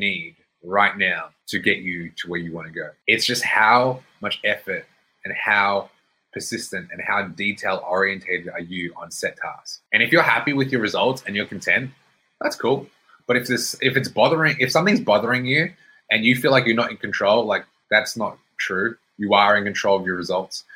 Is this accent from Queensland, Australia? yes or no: yes; Brisbane, Queensland, Australia; now in Melbourne, Australia; So I lived in Melbourne. I was born in Melbourne. I grew up in Brisbane. I came back to Melbourne.